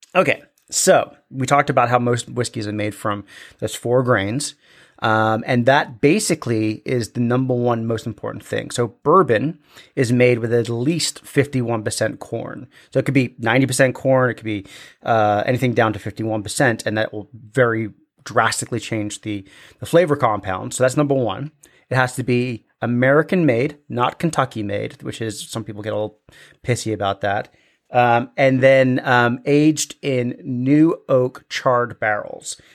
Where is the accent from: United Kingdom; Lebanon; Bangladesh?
United Kingdom; Scotland; as bonny sons of the thistle-covered highlands that we are, we are Scottish